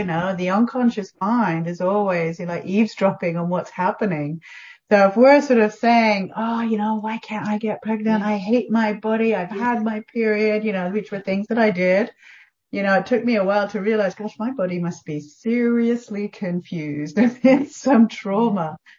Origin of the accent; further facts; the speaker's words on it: England, United Kingdom; So I'm actually English.